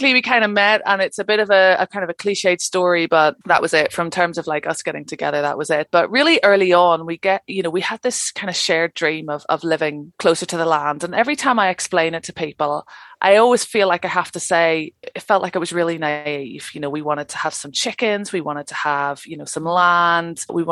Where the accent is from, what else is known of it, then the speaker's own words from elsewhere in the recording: Northern Ireland, United Kingdom; moved away as an adult; also born or lived in London; now in Cairngorms National Park, Scotland; I'm originally from Northern Ireland, trained as an archaeologist